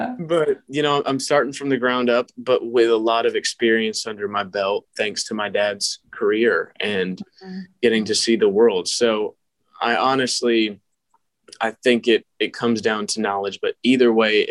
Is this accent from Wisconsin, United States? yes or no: no; Georgia, United States; I grew up in Georgia